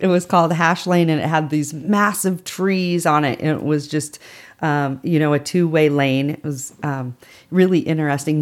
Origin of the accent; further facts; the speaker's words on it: Reno, Nevada, United States; I was born and raised here